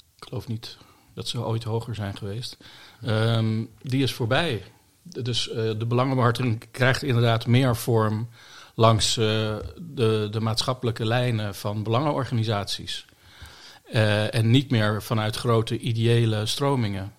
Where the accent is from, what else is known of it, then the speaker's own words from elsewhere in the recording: Bollenstreek, South Holland, Netherlands; now in The Hague, Netherlands; ik ben geboren in de Bollestreek, dus ik ben een Hagenaar